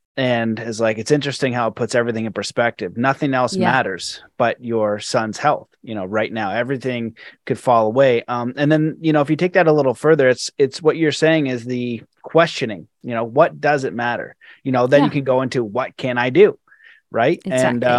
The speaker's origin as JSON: {"language": "English", "country": "Canada", "said": "I moved in the mountains and I also know that it's cold and I'm Canadian and it gets cold every year since I've been alive."}